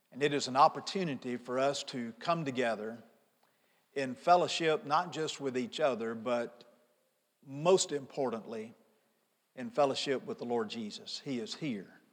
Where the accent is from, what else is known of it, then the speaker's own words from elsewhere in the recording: Pontotoc, Mississippi, United States; Angie and I grew up in Pontotoc, Mississippi.